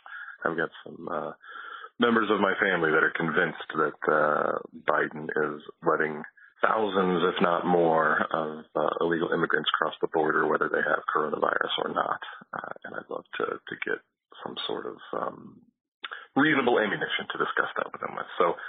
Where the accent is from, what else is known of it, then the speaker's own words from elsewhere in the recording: Indianapolis, Indiana, United States; I'm from Indianapolis.